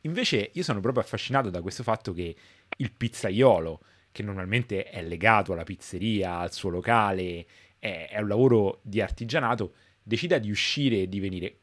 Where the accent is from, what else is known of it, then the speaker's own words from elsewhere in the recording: Rome, Lazio, Italy; moved away as an adult; da romano che però vive da un po' di anni all'estero. Insomma, io a Roma, crescendo